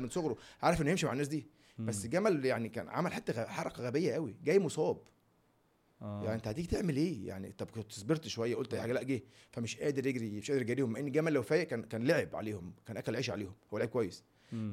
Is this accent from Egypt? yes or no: yes; Egypt; أنا مصري